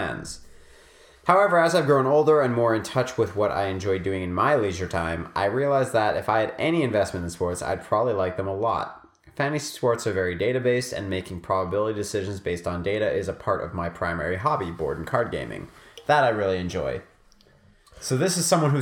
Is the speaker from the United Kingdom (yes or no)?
no; Montreal, Quebec, Canada; I'm from Montreal